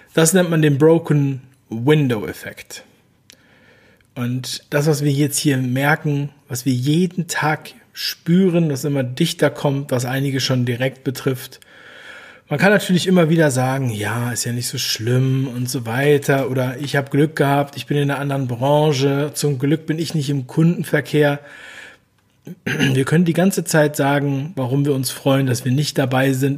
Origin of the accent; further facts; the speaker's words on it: Hamburg, Germany; moved away as an adult; also born or lived in Berlin / Cologne; ich bin in Hamburg aufgewachsen